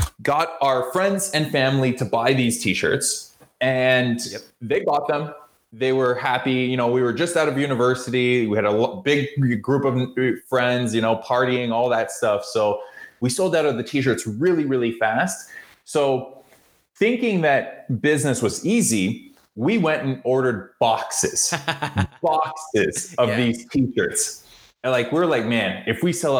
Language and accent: English; Toronto, Ontario, Canada; I grew up in Canada and Toronto.